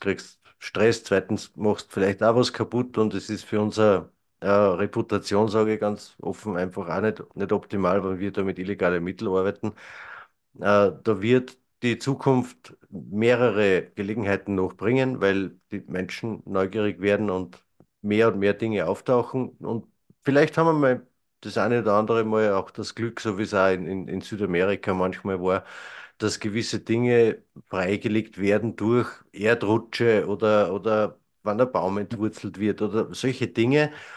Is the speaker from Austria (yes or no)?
yes; Mühlviertel, Upper Austria, Austria; bei uns im Mühlviertel